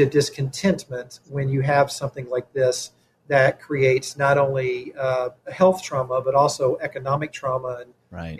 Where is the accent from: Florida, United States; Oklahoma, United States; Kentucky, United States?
Kentucky, United States; now in Elgin, United States; I'm originally from Kentucky.